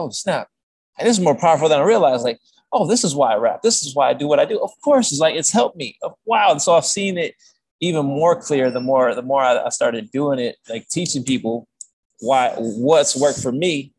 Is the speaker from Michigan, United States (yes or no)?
yes; Michigan, United States; moved away as an adult; now in California, United States; I grew up in Michigan, then I moved in 2011, I moved to California